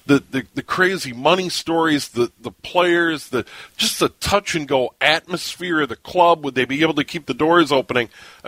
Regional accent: St. Paul, Minnesota, United States; I was born in St. Paul in 64, so I was a little kid when they were born.

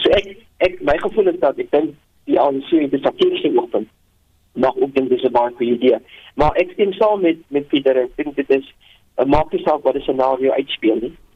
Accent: South Africa; ons as Afrikaners

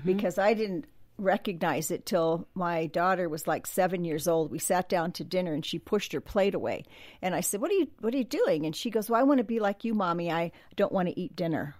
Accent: Southern California, United States; Growing up in Southern California

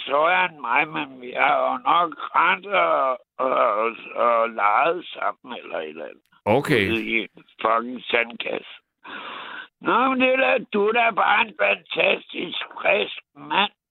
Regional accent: Ishøj, Capital Region of Denmark, Denmark; also born or lived in Copenhagen; Jeg er fra Istanbul, ja.

